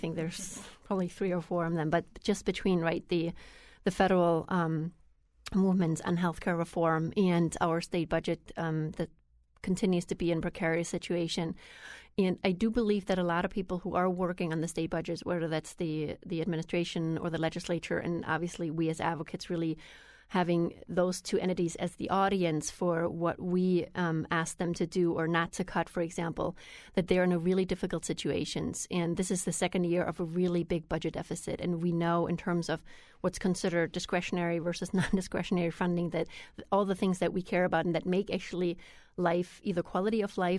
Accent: Germany; moved away as an adult; I grew up in Germany with a very different system, and I didn't pay that much attention about the system because I was 19 when I came here.

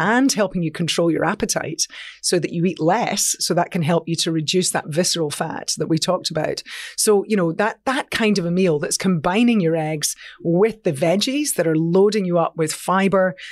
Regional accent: Scotland, United Kingdom; I'm a Scot

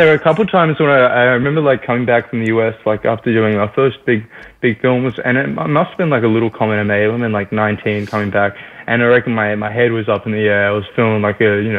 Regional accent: Australia; accent: Australian; It's good to be back in Australia. One of the things that was really nice is I kind of used my natural accent.

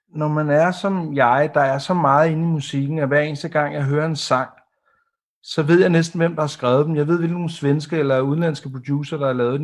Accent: Denmark; som dansker

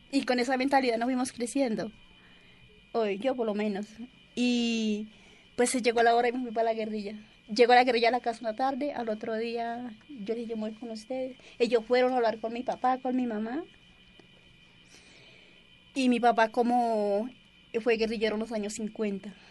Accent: Colombia; anhelamos la paz, como cualquier colombiano.

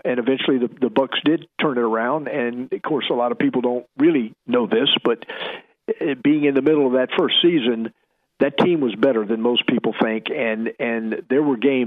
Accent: Tampa, Florida, United States; I grew up in Tampa, played at Plant High School

